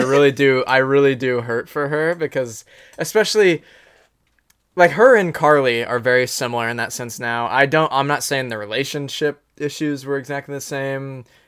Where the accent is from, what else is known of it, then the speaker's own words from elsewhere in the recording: Anderson, Indiana, United States; He grew up in Anderson, um, just like I did